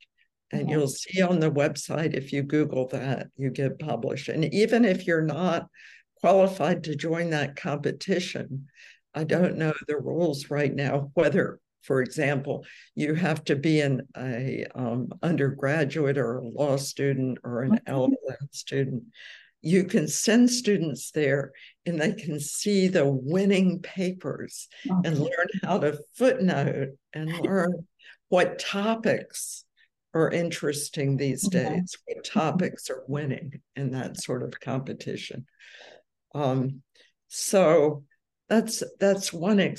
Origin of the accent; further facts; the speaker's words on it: New York, United States; I'm from New York